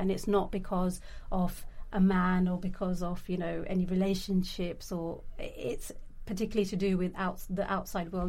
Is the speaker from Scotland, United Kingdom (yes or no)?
no; London, United Kingdom; I grew up in London. I I've seen different parts of London in different kind of ways. I've come from a really working class uh, background and grew up in East London